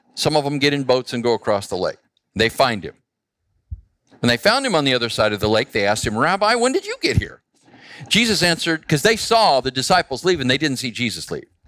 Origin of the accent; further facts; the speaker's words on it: Phoenix, Arizona, United States; I grew up in Phoenix